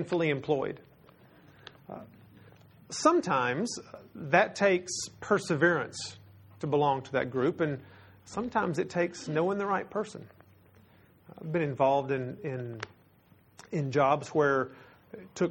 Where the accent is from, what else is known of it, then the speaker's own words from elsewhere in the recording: Texas, United States; I am from Texas